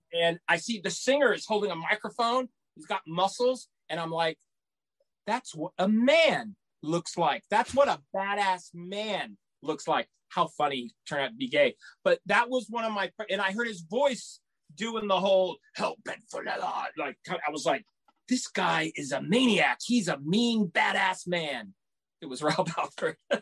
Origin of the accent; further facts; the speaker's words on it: San Antonio, Texas, United States; Growing up in San Antonio, Texas, we had a very influential radio station